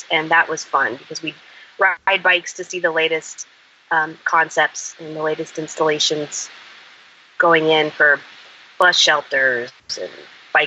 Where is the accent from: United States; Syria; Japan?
United States; Flagstaff, Arizona; also born or lived in Midwest; now in Tucson, United States; I'm sort of from Arizona, lived a little bit in the Midwest for a time, but mostly have grown up in Arizona. And I grew up in Flagstaff in northern Arizona.